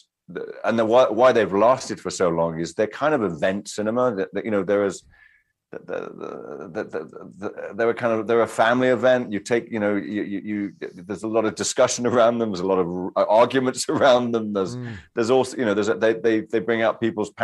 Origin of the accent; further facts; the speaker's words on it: United Kingdom; I'm British.